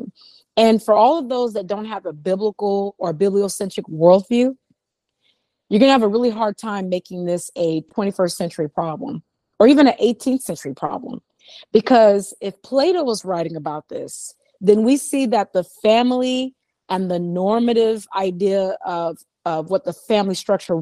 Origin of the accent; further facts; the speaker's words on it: Los Angeles, California, United States; growing up in West LA, because I'm originally from California.